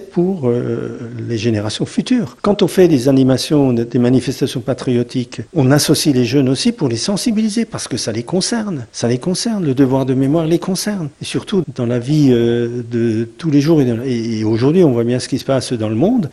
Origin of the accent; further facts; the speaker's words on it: Sélestat, Grand Est, France; je suis né à Célestat, moi j'ai passé toute ma vie à Célestat